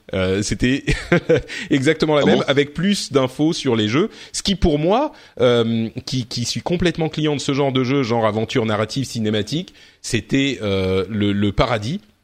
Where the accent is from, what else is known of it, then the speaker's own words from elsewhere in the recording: France; on est français